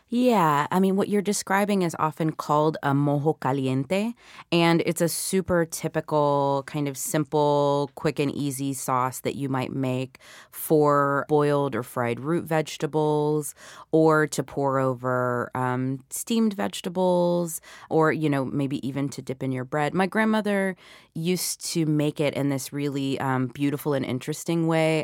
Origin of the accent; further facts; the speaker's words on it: Atlanta, Georgia, United States; also born or lived in Puerto Rico; the island where I was born, but where I hadn't grown up, you know. So I, I grew up in Atlanta